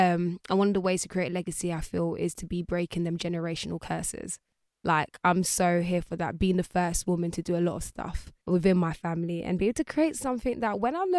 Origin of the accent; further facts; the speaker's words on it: London, United Kingdom; born there; also born or lived in Jamaica; No, I was born over here. So I was born in London. And then my mom shipped me and my brothers off one point in our lives. I think maybe around 7.